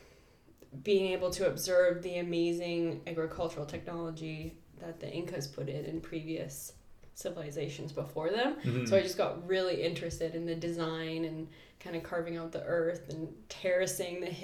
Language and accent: English; Kelowna, British Columbia, Canada; I grew up in Kelowna, and my mom was a doctor